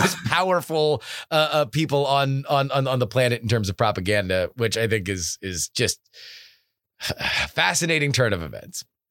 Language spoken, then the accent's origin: English; South Florida, United States; I'm from South Florida